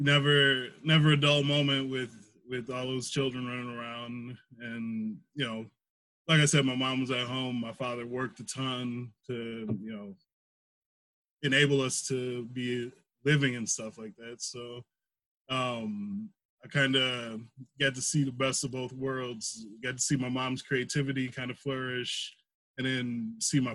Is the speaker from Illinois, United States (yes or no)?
no; Milwaukee, Wisconsin, United States; I'm from Milwaukee, Wisconsin. Great city on a great lake, I like to say. I grew up kind of in like the central city, inner city of Milwaukee.